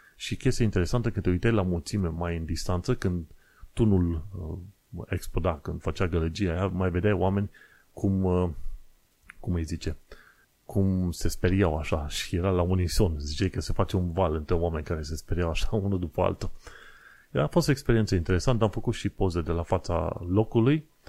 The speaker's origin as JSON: {"language": "Romanian", "country": "Romania", "moved": "yes", "lives_now": "United Kingdom", "said": "sunt străin, că sunt român"}